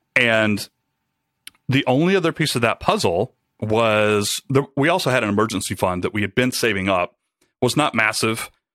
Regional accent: Rome, Georgia, United States; moved away as an adult; also born or lived in Atlanta, Georgia; I took a job with a startup back in my hometown, uh, Rome, Georgia

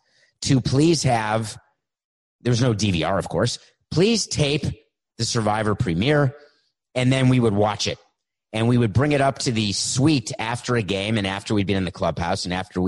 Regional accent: New York City, New York, United States; I grew up in New York City

